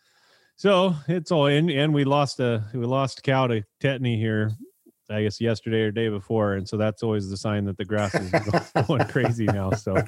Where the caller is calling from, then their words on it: Rio Vista, California, United States; So I'm coming here from Rio Vista, Solano County, California.